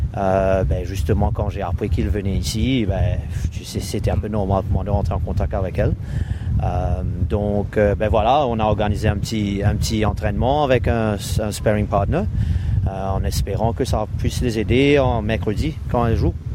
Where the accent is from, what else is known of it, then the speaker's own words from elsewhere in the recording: Mauritius; moved away as an adult; also born or lived in Victoria, Australia; now in Melbourne, Australia; j'ai quitté Maurice en 98